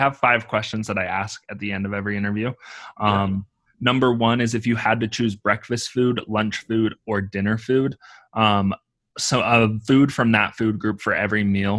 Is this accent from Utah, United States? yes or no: yes; Utah, United States; I'm from Utah